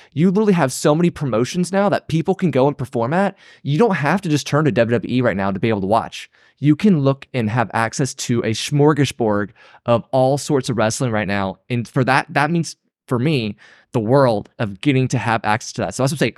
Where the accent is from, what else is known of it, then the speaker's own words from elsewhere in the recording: outside of Atlanta, Georgia, United States; we grew up in Atlanta, outside of Atlanta